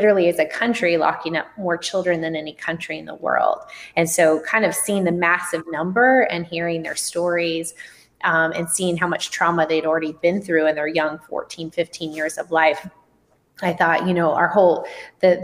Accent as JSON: {"language": "English", "town": "Tucson", "region": "Arizona", "country": "United States", "tie": "born or raised there", "also_born_or_lived": "Southern California", "moved": "as an adult", "lives_now": "San Francisco, United States", "said": "I'm from Tucson, Arizona, and I actually did grow up in the country in Arizona"}